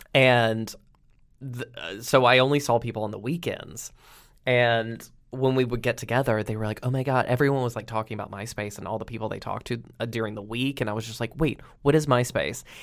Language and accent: English; Roanoke, Virginia, United States; I had a sketch show, uh, in my hometown on the Cable Access